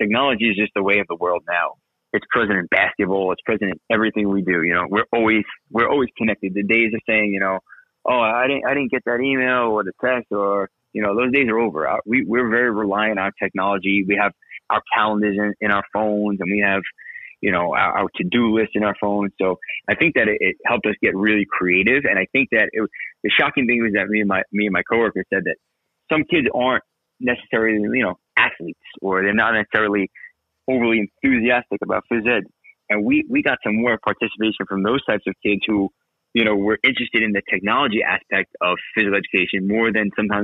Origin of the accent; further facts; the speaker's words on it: New York City, New York, United States; moved away as an adult; also born or lived in Brooklyn / Staten Island; now in Central Jersey, United States; I lived in Brooklyn until I was about 12. And then I moved to Staten Island, where I've spent, you know, a large portion of my life until I got married. And then now I'm in Central Jersey